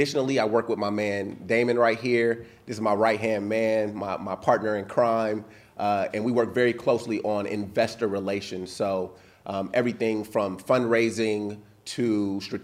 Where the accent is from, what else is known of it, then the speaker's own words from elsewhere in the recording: Los Angeles, California, United States; originally from Los Angeles, California